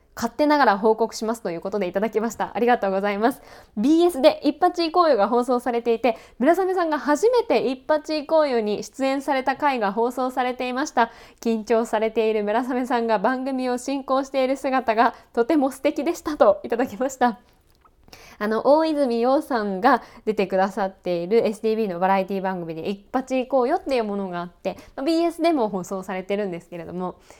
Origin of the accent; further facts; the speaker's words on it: Kanagawa, Japan; 私も神奈川県出身なので